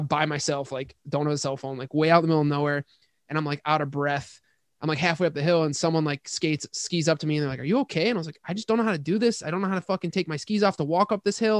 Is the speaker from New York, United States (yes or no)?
yes; Hamburg, New York, United States; moved away as an adult; also born or lived in Boston, Massachusetts / California; I'm from Hamburg. So we're both from the burbs of, uh, Buffalo